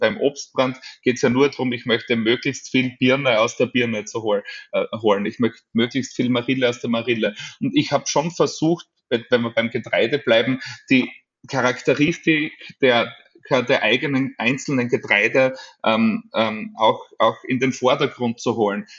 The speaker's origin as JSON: {"language": "German", "region": "Styria", "country": "Austria", "tie": "born or raised there"}